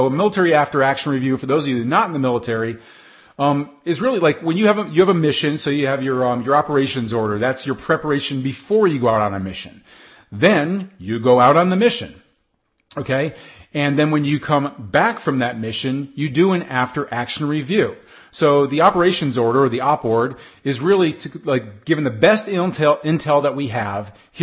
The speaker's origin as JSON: {"language": "English", "country": "United States", "said": "I'm speaking right now as an American"}